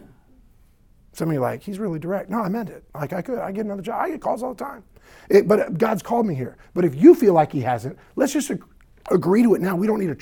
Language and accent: English; the South, United States; I sound like this after church because I'm from the South.